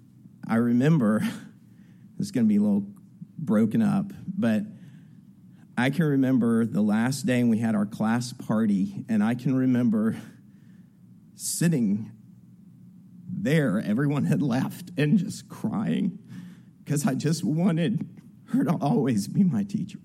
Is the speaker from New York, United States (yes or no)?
no; New Orleans, Louisiana, United States; I grew up in New Orleans, in Algiers. It's on the West Bank, New Orleans